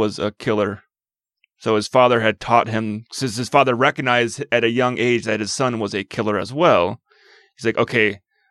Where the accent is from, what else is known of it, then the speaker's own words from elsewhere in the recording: Midwest, United States; now in Utah, United States; growing up in the Midwest where there's a lot of Catholic churches